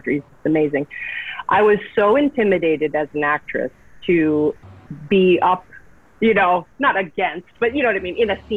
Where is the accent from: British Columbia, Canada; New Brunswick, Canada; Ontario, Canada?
British Columbia, Canada; Vancouver; I'm originally from Vancouver.